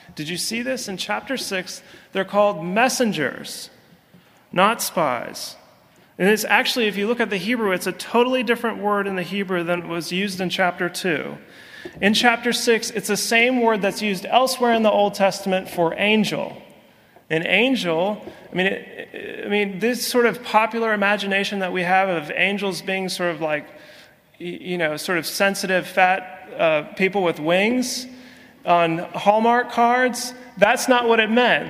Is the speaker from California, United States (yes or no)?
yes; California, United States; accent: Yankee; moved away